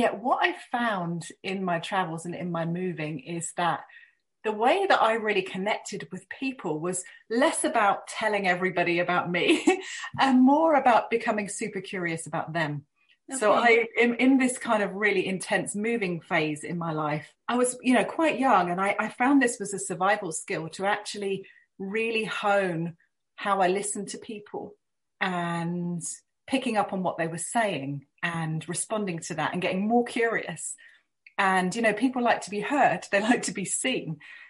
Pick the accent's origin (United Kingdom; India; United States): United Kingdom; But I do have to say that as a Brit, moving within the UK was fairly natural and didn't pose too many challenges for me.